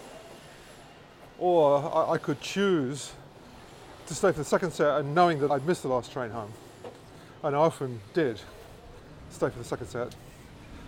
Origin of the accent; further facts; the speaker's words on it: London, United Kingdom; We all hung out in folk clubs, you know, in our teenage years, part of our diet growing up in London